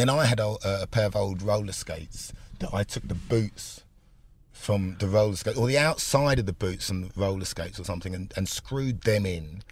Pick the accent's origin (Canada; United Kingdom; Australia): United Kingdom; London; also born or lived in Enfield / Essex; I was born in Enfield, um, grew up in North London